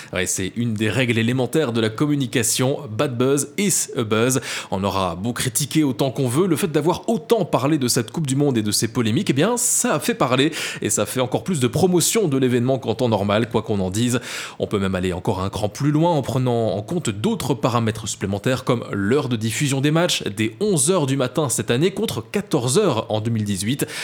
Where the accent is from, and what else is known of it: Belgium